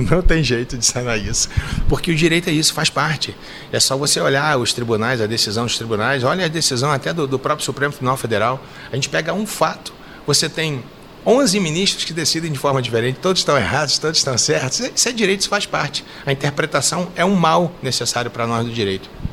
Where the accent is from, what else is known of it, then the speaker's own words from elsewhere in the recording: Rio de Janeiro, Brazil; moved away as an adult; now in Minas Gerais, Brazil; Eu vim para cá, eu sou carioca, né? Passei no concurso aqui em Minas em 89